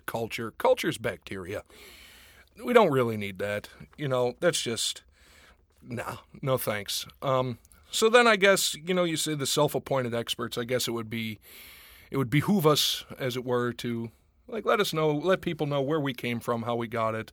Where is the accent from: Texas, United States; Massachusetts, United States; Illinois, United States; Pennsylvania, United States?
Pennsylvania, United States; Pittsburgh; growing up in Pittsburgh